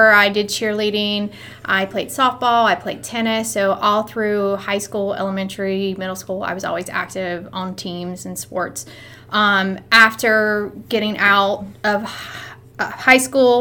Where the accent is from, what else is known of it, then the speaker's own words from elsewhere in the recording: Charlotte, North Carolina, United States; moved away as an adult; also born or lived in Hickory, North Carolina; now in Washington, D.C. metro area, United States; I grew up in the suburbs of Charlotte. My family moved there when I was 8, and my dad was in the military, so we moved with him down there and stayed there